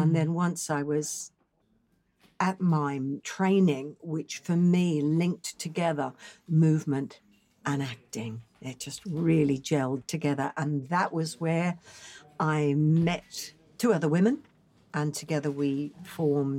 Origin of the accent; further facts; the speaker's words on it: Brisbane, Queensland, Australia; moved away; also born or lived in London; my hometown of Brisbane, Australia